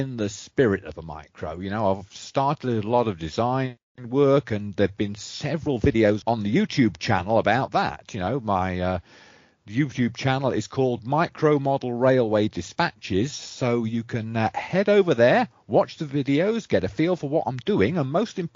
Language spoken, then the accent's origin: English; England, United Kingdom; moved away; as an Englishman and an English modeler